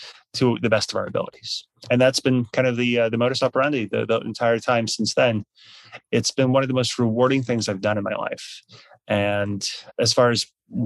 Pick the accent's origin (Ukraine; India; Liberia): Ukraine; moved away as an adult; now in United States; I was born in Ukraine and we emigrated to the U.S. in 94. I returned to Ukraine in 2004